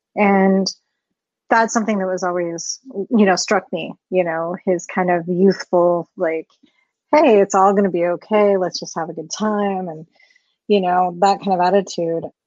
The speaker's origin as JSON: {"language": "English", "region": "Colorado", "country": "United States", "tie": "born or raised there", "said": "I was born and raised here in Colorado"}